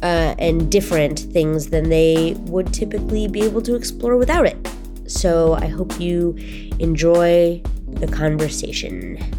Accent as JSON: {"language": "English", "town": "Roseburg", "region": "Oregon", "country": "United States", "said": "I'm from Roseburg, so I'm the most northerly, I think, of all of you."}